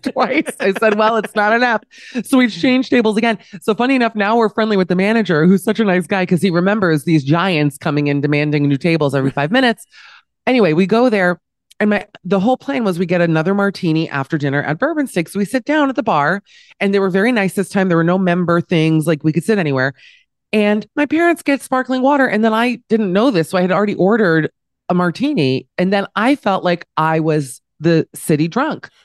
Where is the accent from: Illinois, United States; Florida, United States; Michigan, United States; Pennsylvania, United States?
Florida, United States; Miami; also born or lived in New York; now in Amsterdam, Netherlands; growing up in Miami